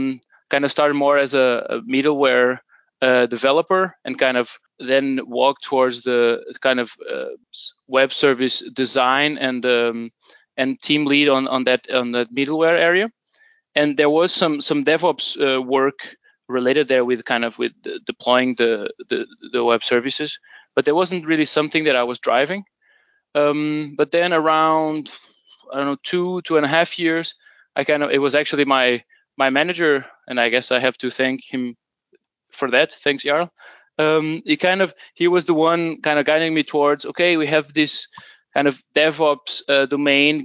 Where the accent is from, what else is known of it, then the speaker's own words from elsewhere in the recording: Portugal; moved away as an adult; now in Denmark; I'm originally from Portugal, but I've been living in Denmark for almost